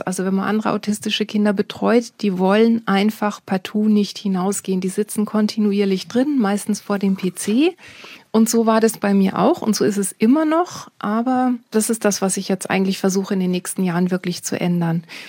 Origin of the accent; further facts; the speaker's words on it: Bible Belt, Netherlands; moved away; Ich bin, wie gesagt, in den Niederlanden aufgewachsen, in einem kleinen Dorf